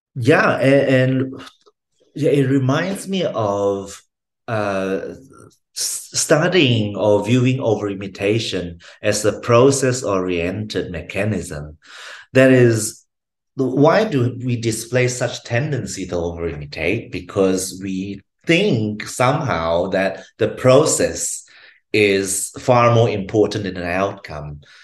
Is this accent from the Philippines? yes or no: no; Malaysia; moved away as an adult; now in Brisbane, Australia; I was originally from Malaysia. I came to Brisbane, Australia, to um, to uh, study psychology as an undergrad student